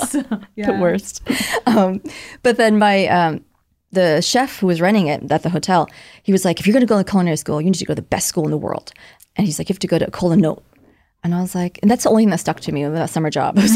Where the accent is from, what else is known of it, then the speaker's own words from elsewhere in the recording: California, United States; also born or lived in Vietnam; Um, in Orange County.